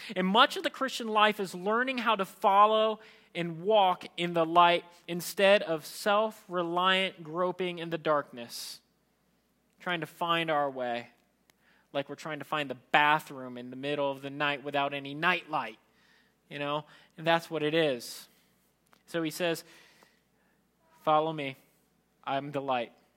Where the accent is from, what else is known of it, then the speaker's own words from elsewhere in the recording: Philippines; as a Filipino